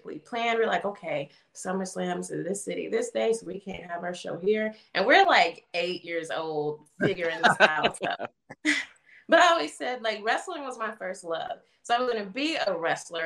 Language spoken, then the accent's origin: English; Columbia, South Carolina, United States; I'm originally from Columbia, South Carolina